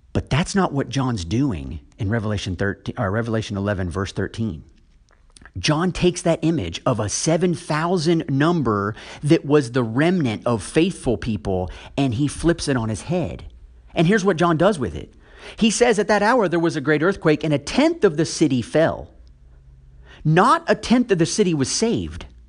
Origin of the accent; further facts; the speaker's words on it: United States; I'm speaking as an American